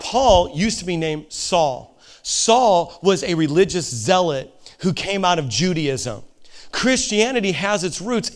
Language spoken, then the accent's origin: English; Indiana, United States; I'm a hillbilly from Indiana